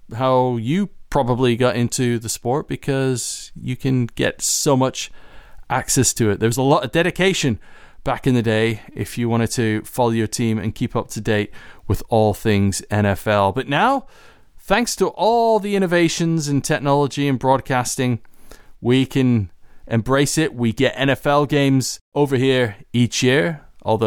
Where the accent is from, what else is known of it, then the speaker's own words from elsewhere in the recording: Canada; also born or lived in Winnipeg; now in United Kingdom; I grew up in Canada